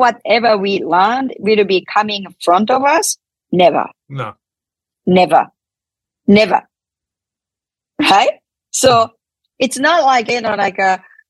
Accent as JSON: {"language": "English", "country": "Japan", "second_language": "English", "moved": "as an adult", "lives_now": "United States", "said": "I came to this country 31 years ago from Japan, I couldn't speak English this much."}